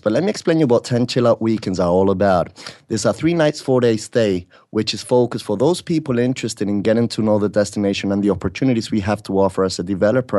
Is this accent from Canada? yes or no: no; Spain; also born or lived in Britain; now in Mexico; I was born in Britain, brought up in Spain